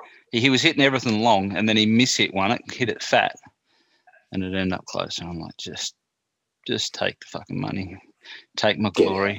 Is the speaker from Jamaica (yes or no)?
no; Maldon, East of England, United Kingdom; what you got to realize is that I'm from Maldon. I've lived there virtually my whole life.